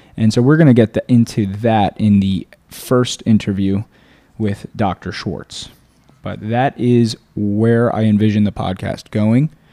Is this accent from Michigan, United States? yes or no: no; South Florida, United States; also born or lived in Boca Raton / Weston / Fort Lauderdale / Tallahassee; I was born and raised in South Florida